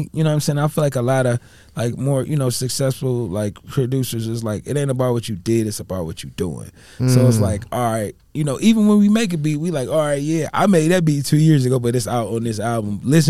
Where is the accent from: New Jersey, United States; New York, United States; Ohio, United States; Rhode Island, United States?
Ohio, United States; y'all from Mass, I'm from Ohio.